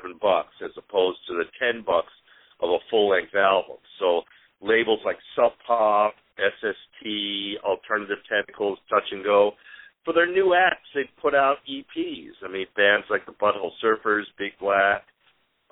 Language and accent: English; Chicago, Illinois, United States; moved away; also born or lived in Seattle; As a kid growing up in Chicago